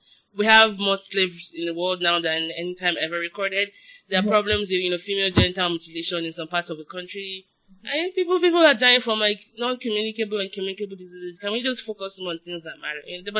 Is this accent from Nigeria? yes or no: yes; Nigeria; now in United States; I'm still Nigerian.